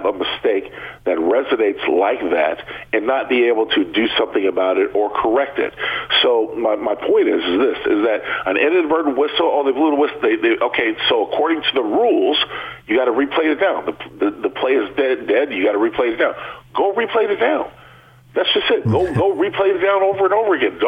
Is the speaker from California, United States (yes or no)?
yes; San Diego, California, United States; growing up in San Diego, I was always used to them being the Chargers